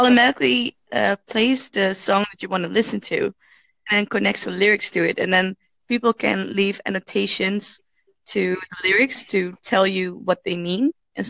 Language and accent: English; Netherlands; also born or lived in Utrecht; I'm from the Netherlands.